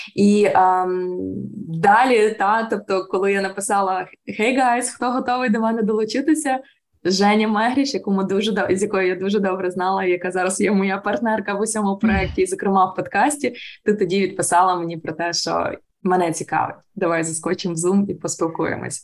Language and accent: Ukrainian; Ukraine; Я українка, народилась в Україні.